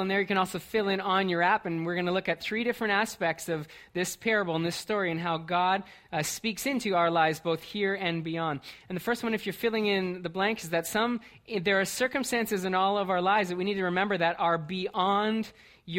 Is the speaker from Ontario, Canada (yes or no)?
yes; Brantford, Ontario, Canada; moved away; I grew up in Brantford.